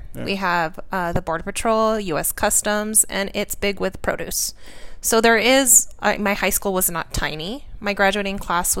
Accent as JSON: {"language": "English", "town": "Nogales", "region": "Arizona", "country": "United States", "tie": "born or raised there", "also_born_or_lived": "Russia / Latvia", "said": "So I grew up in southern Arizona here. Nogales is actually where I went to high school."}